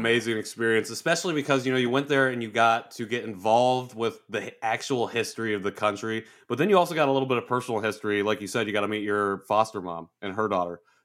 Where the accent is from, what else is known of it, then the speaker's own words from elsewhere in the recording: Indiana, United States; I'm from Indiana